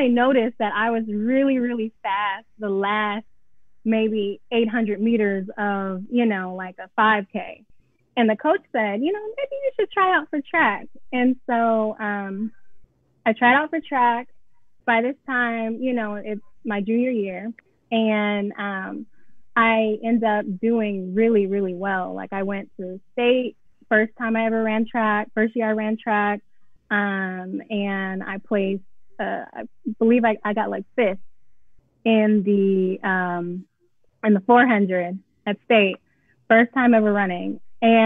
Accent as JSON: {"language": "English", "town": "Atlanta", "region": "Georgia", "country": "United States", "tie": "born or raised there", "also_born_or_lived": "Cincinnati, Ohio", "moved": "as an adult", "said": "I'm from Atlanta, Georgia. I went to Pebble Brook High School."}